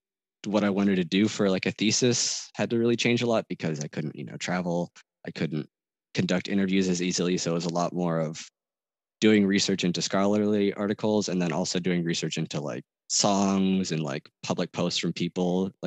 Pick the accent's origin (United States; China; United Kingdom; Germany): Germany; I grew up in Germany, so I didn't want to take German because I knew I would like slack off for that.